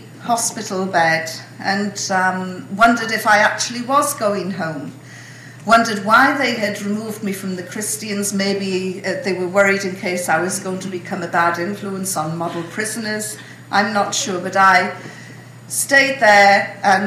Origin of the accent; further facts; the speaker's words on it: United Kingdom; I'm British